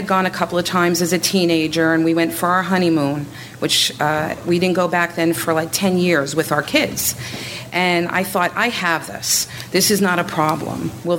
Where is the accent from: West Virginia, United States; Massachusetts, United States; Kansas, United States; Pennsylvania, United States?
Pennsylvania, United States; Bushkill; I'm from Bushkill, Pennsylvania.